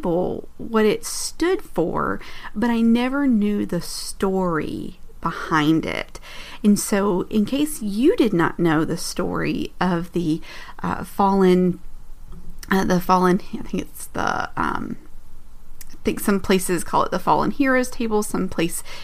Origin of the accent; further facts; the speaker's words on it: United States; as an American